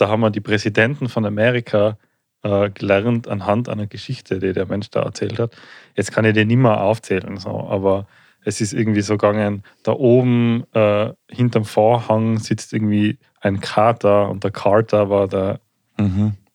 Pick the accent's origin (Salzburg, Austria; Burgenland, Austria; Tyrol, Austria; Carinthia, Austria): Tyrol, Austria; bei uns in Tirol